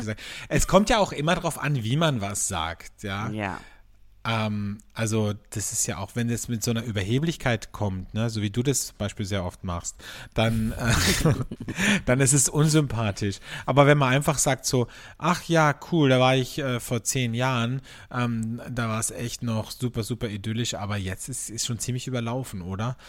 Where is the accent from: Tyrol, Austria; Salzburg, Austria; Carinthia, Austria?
Carinthia, Austria; now in Vienna, Austria; bei mir in meiner Heimat in Kärnten